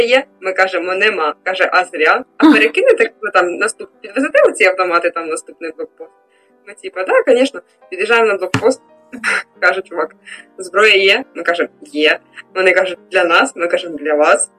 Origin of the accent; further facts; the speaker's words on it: Volodymyrivka, Chernihiv Oblast, Ukraine; now in Chernihiv, Ukraine; Я сама з Володимирівки, е, це Городнянський район, кордон з Білоруссю.